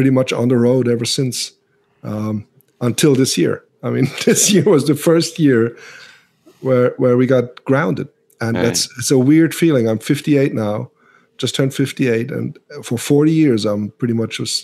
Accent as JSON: {"language": "English", "country": "Switzerland", "tie": "born or raised there", "second_language": "English", "moved": "yes", "lives_now": "United States", "said": "I'm from Europe, and my English is not all that good. But, you know, growing up in Switzerland"}